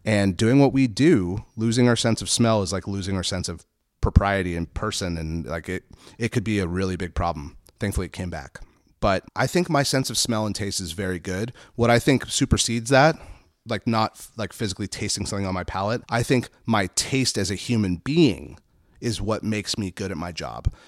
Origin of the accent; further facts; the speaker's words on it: Santa Barbara, California, United States; also born or lived in Los Angeles; I grew up in, we moved to Santa Barbara in nineteen eighty-seven. I was four